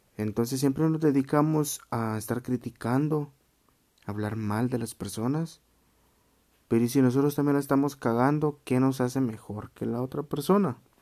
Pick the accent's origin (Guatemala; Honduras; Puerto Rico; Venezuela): Guatemala; Chiquimula; Soy chapín de corazón.